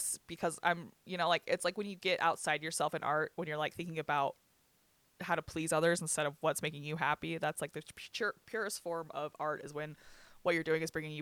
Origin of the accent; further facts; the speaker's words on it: Bryce, Utah, United States; I grew up in Bryce